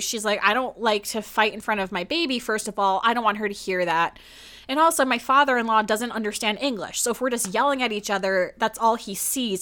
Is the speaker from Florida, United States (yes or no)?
no; New Jersey, United States; I'm from New Jersey